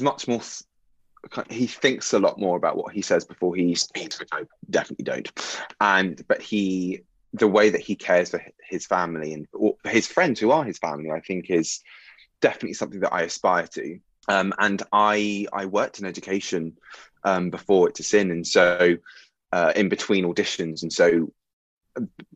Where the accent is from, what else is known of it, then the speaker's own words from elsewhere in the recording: Bournemouth, South West England, United Kingdom; moved away as an adult; now in London, United Kingdom; I am from Bournemouth. Well, I'm from just outside Bournemouth, which is on the south coast of England